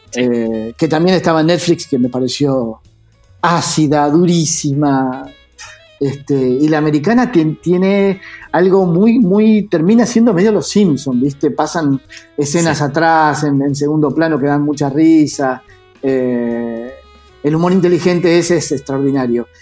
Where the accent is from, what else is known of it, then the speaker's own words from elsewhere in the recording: Argentina; also born or lived in Buenos Aires; trabajar afuera siendo argentino